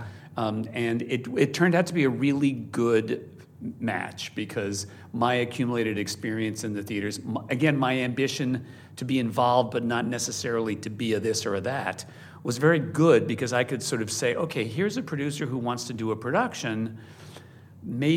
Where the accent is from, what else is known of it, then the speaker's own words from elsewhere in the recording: New York, United States; I grew up in New York